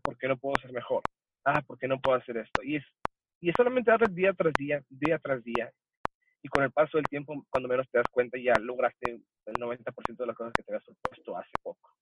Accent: El Paso, Texas, United States; moved away as an adult; also born or lived in Ciudad Juárez, Chihuahua, Mexico / California / Nogales, Sonora, Mexico; now in Mexico; yo soy nacido en Ciudad Juárez, Chihuahua, la mejor ciudad del mundo, aunque no crecí ahí. Este, probablemente a la edad de los cinco años, mi familia se mueve a la ciudad del Paso, Texas

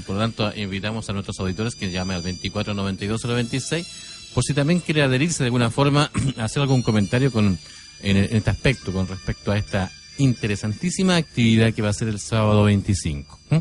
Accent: San Antonio, Valparaíso, Chile; yo soy de San Antonio eh, oriundo de la zona de San Antonio

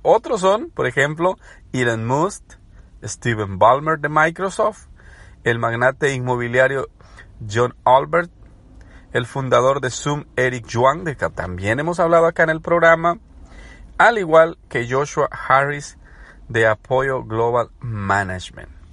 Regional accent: El Salvador; moved away as an adult; now in United States; soy salvadoreño, pero residente en Estados Unidos de hace más ya de una década que vivo acá

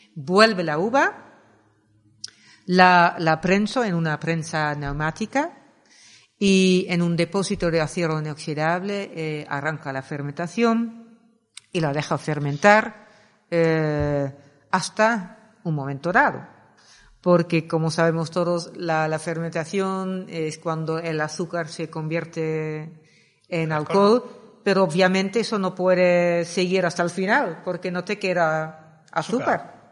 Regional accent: Netherlands; Spanish is a second language; moved away as an adult; also born or lived in Axarquía, Málaga, Spain; now in Málaga, Spain; soy de Holanda. Llevo 26 años viviendo aquí

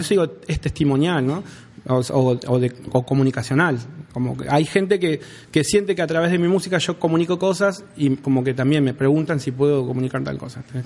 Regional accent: Rawson, Chubut, Argentina; yo soy de Rawson

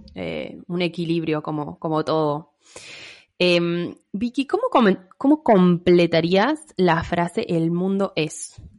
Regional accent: Mendoza, Argentina; now in Córdoba, Argentina; soy de Mendoza, pero vivo en Córdoba

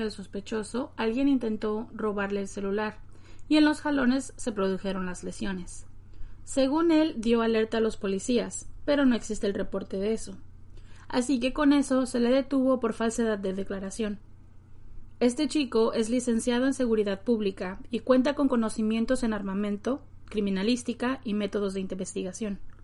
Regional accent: Nayarit, Mexico; como mujeres, como mexicanas, como nayaritas

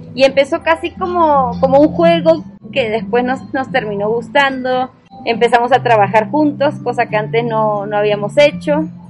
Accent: Villa Gesell, Buenos Aires Province, Argentina; moved away as an adult; also born or lived in Colombia; now in Chía, Colombia; Yo soy de Argentina, de, Villa Gesell, Buenos Aires. De la costa argentina fría

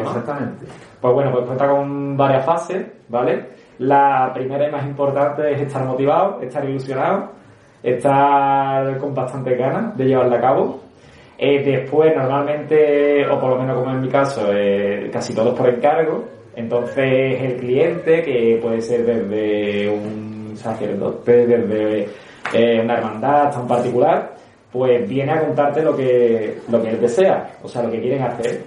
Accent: Seville, Andalusia, Spain; also born or lived in Puente Genil; me considero sevillano, porque me he criado aquí

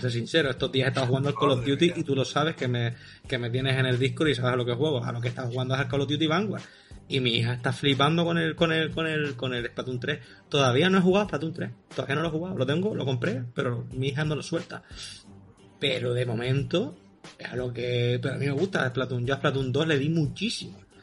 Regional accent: Las Palmas de Gran Canaria, Canary Islands, Spain; Yo soy de las Palmas de Gran Canaria

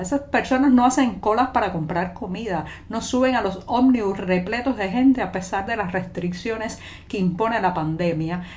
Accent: Cuba; cubana, periodista, ciudadana

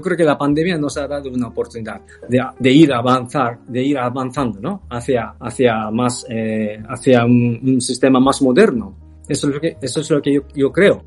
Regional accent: Kyoto, Japan; Spanish is a second language; moved away as an adult; also born or lived in Tokyo / Zaragoza, Spain / Uruguay / Chile; now in Barcelona, Spain; yo crecí en Kioto, nací en Tokio y crecí en Kioto

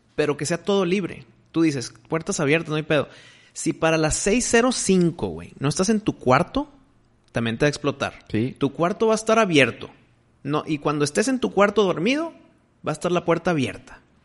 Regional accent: Mexico; soy mexicano

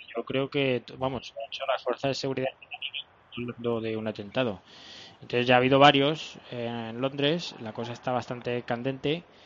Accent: Spain; los españoles fuimos a evangelizar

